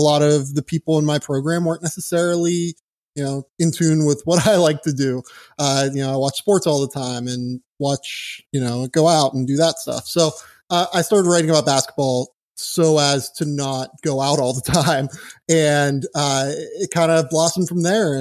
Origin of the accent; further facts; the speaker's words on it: Pittsburgh, Pennsylvania, United States; moved away; I'm from Pittsburgh originally.